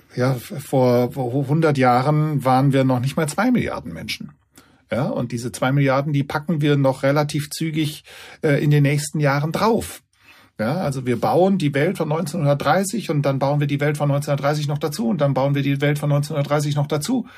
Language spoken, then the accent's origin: German; Germany; bei uns in Deutschland